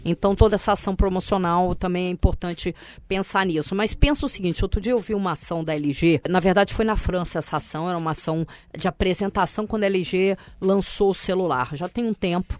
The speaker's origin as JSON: {"language": "Portuguese", "country": "Brazil", "said": "eu sou do Brasil."}